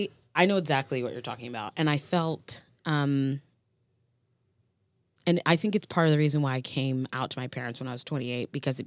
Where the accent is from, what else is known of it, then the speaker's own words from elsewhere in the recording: Florida, United States; And I grew up in the South, which is incredibly segregated. Mm-hmm. And I grew up in Florida, which is a whole nother layer.